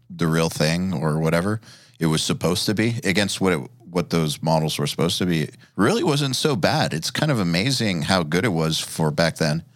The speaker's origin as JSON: {"language": "English", "town": "Atlanta", "region": "Georgia", "country": "United States", "said": "I'm from Atlanta"}